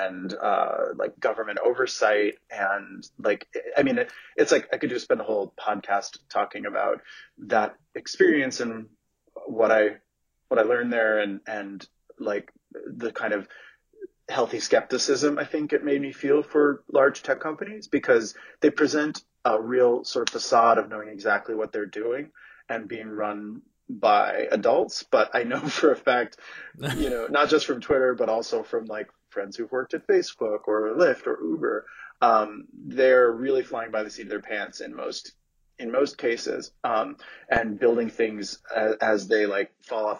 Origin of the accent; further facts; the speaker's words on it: New York City, New York, United States; moved away as an adult; also born or lived in San Francisco Bay Area; now in San Francisco, United States; So I'm from New York City originally, and then I moved out here for work almost 10 years ago.